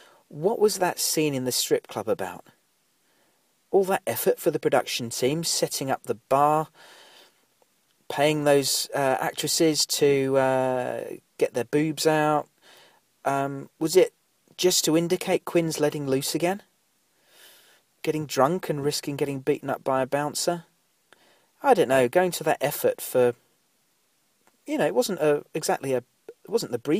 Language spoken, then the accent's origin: English; United Kingdom; we're both British